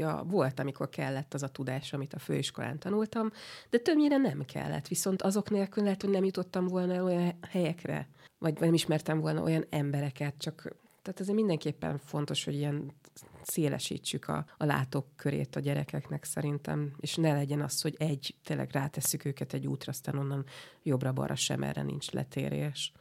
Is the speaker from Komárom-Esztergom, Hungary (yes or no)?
no; Budapest, Hungary; ott együtt élt három generáció egy udvarban, és akkor on, on születte, oda születtünk mi is